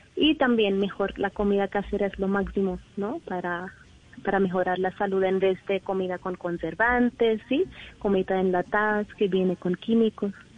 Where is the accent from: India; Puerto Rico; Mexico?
India; Spanish is a second language; moved away as an adult; now in Colombia; yo soy de India.